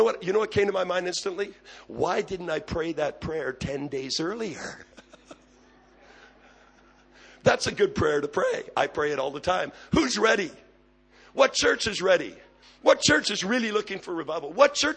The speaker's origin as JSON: {"language": "English", "region": "Quebec", "country": "Canada", "tie": "born or raised there", "also_born_or_lived": "Abbotsford, British Columbia", "moved": "as an adult", "lives_now": "British Columbia, Canada", "said": "I'm from Quebec"}